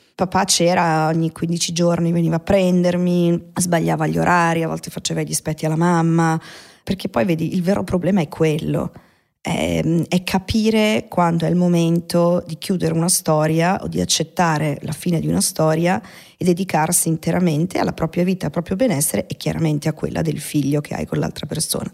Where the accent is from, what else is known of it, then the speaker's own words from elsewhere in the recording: Milan, Lombardy, Italy; Io sono nata là, sono nata in Bande Nere a Milano, in via Caterina da Forlì al 44